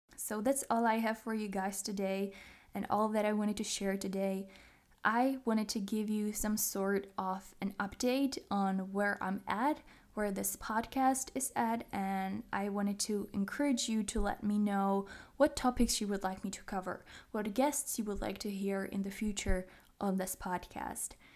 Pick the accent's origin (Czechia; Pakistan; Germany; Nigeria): Czechia; English is a second language; I am from the Czech Republic, if you didn't know. So English is not my native language